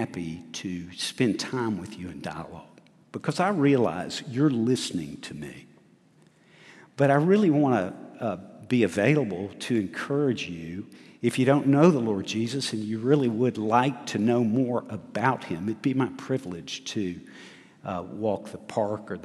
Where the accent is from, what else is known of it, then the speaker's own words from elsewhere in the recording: Huntsville, Alabama, United States; I was raised in Huntsville, Alabama